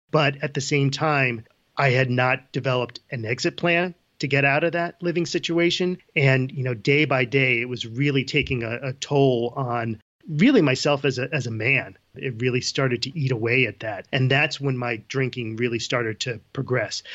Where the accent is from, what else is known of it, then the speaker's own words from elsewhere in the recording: Ridgefield, Connecticut, United States; moved away as an adult; now in Boulder, Colorado, United States; I grew up in Ridgefield, Connecticut. I, uh, born and raised in Fairfield County, Connecticut